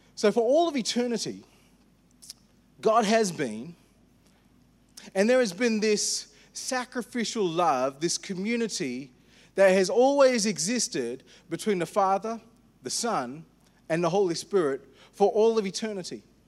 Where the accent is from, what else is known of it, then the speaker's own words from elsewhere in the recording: India; I'm an Indian